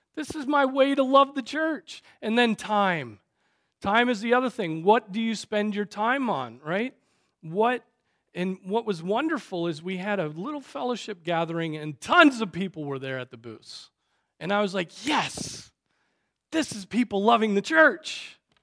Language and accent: English; United States; we as American Christians